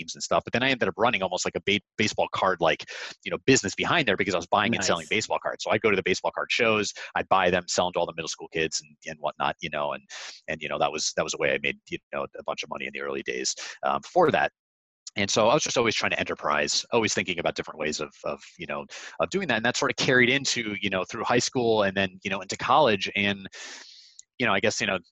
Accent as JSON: {"language": "English", "region": "Connecticut", "country": "United States", "tie": "born or raised there", "said": "grew up in Connecticut."}